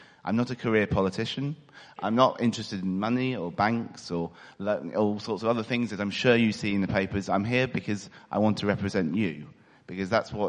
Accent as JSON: {"language": "English", "region": "East of England", "country": "United Kingdom", "said": "I am an East Anglian boy. I have to admit I'm not completely from Ipswich."}